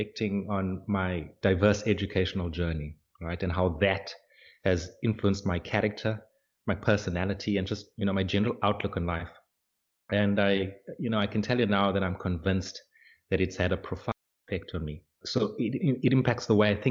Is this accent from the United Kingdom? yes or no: no; South Africa; moved away as an adult; now in Hungary; I'm a South African living in Hungary for the past 3 years or so